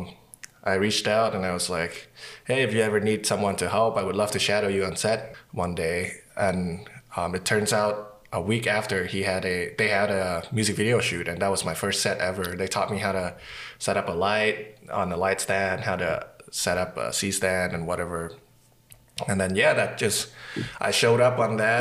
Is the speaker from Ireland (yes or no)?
no; Vietnam; now in Winnipeg, Canada; I'm from Vietnam and I work in film, television and commercials and documentary in Winnipeg.